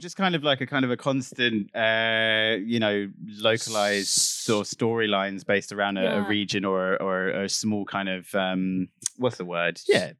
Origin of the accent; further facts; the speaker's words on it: London, United Kingdom; because I'm from London, so EastEnders is my thing.